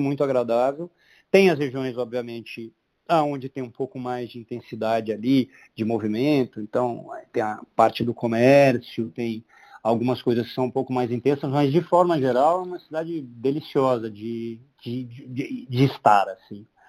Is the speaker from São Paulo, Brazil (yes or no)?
no; Londrina, Paraná, Brazil; eu sou de Londrina